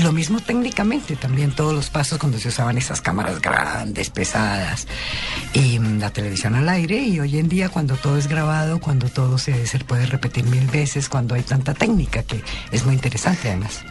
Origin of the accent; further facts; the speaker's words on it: Bogotá, Colombia; accent: cachaca; also born or lived in Colombian Caribbean coast; Y así terminé en Bogotá, en Chapinero pasé toda mi, mi juventud, mi infancia, mi juventud. Y me quedé en Bogotá y ya soy Rola. Y yo voy a Barranquilla y me dicen cachaca